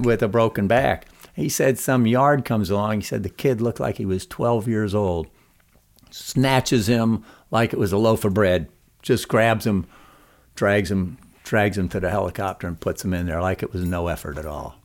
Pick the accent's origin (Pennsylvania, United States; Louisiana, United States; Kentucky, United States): Pennsylvania, United States; Scranton; As a, as a kid growing up in Pennsylvania, Yeah. Scranton, P